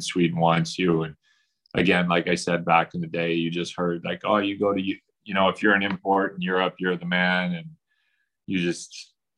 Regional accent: Edmonton, Alberta, Canada; I'm from Edmonton

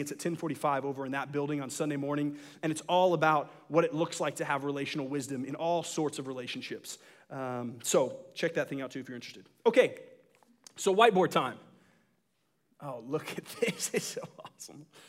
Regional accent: Dallas, Texas, United States; I'm was originally from Dallas

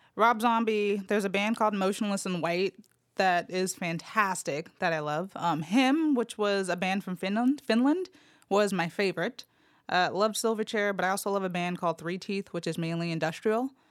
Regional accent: Los Angeles, California, United States; born or raised there; now in Memphis, United States

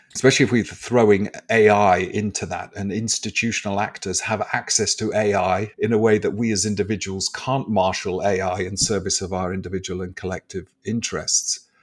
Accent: England, United Kingdom; are we so, as English people

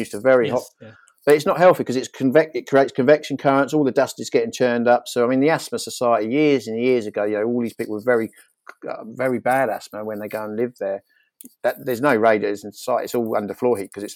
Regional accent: Norfolk, East of England, United Kingdom; I grew up in Norfolk

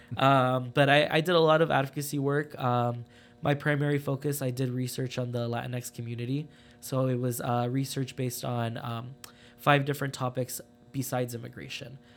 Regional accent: Phoenix, Arizona, United States; moved away as an adult; also born or lived in Los Angeles, California; I am originally from Phoenix, Arizona. I was born in, uh, Los Angeles. Um, I went to high school in Phoenix

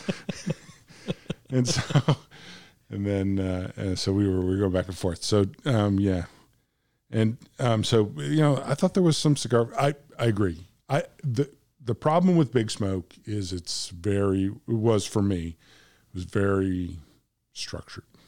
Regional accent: United States; I'm from America

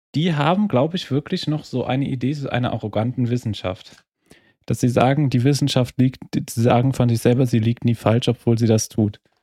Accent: Trier, Rhineland-Palatinate, Germany; first language German; now in Vienna, Austria; meiner Heimatstadt Trier

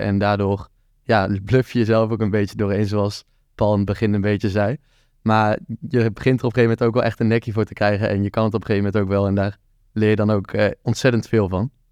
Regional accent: Tilburg, North Brabant, Netherlands; Ja, ik kom uit Tilburg. Ik ben er ook geboren

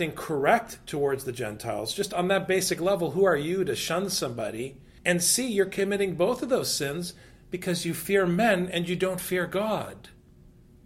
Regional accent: United States; You and I are American citizens

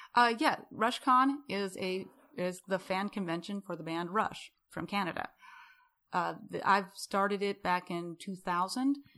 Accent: Rapid City, South Dakota, United States; now in Houston, United States; I'm from Rapid City.

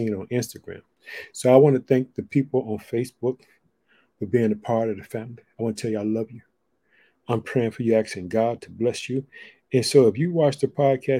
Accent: Illinois, United States; also born or lived in Chicago; The state of Illinois, which is my home state, I reside in the city of Chicago

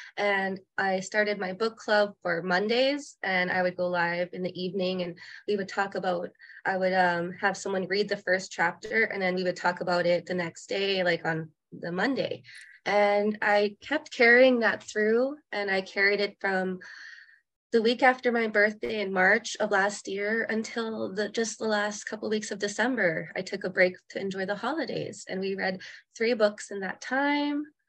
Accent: Winnipeg, Manitoba, Canada; also born or lived in Norway House, Manitoba; now in Okanagan, Canada; I come from Norway House. I grew up a lot of my time in Winnipeg, Manitoba, but now I live in the Okanagan

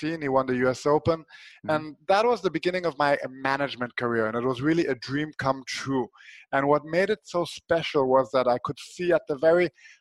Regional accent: Switzerland; when I was a small kid, I grew up in Switzerland

